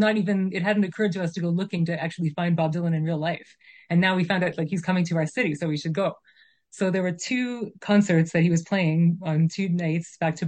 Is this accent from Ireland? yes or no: no; Calgary, Alberta, Canada; moved away as an adult; also born or lived in Toronto / Germany; I am from Calgary. That's where I grew up. So I moved back to my hometown of Calgary